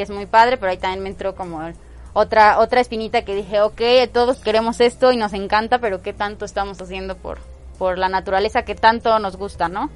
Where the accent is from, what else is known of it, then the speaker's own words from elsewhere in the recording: Puebla, Mexico; Yo pues soy súper poblana, nací en Puebla, en Puebla, Puebla y toda la vida he vivido aquí.